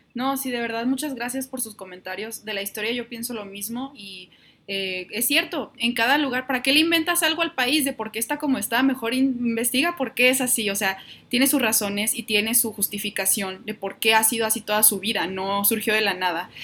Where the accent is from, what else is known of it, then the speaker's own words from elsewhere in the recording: Mexico; como mexicanos